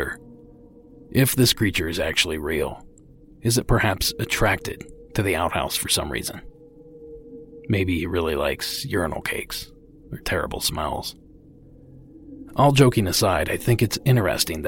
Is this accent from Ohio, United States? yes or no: yes; Ohio, United States; my home state of Ohio